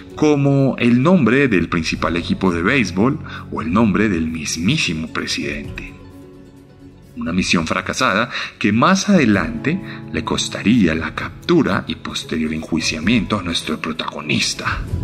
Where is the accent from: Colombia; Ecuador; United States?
Colombia; Como colombiano